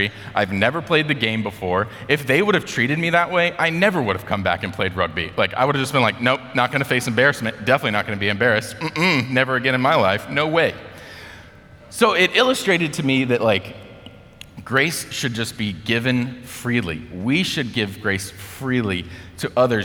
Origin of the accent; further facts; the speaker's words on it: United States; as an American